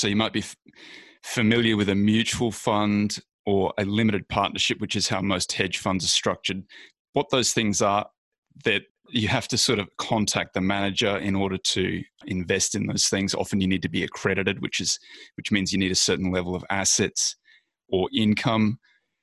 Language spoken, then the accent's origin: English; Australia; moved away as an adult; now in United States; I'm clearly Australian. I've been in the States for about a decade now.